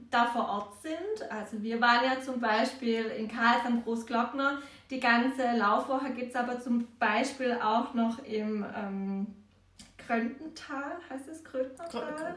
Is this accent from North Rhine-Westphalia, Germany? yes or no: no; Heilbronn region, Baden-Württemberg, Germany; wir kommen aus Heilbronner Region